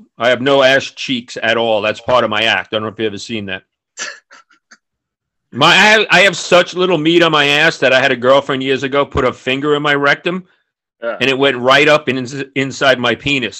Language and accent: English; Woodmere, New York, United States; accent: New York; now in North Hollywood, United States; I mean, we were high end, and I'm from Long Island. That's where, you know, ball busting is a sport.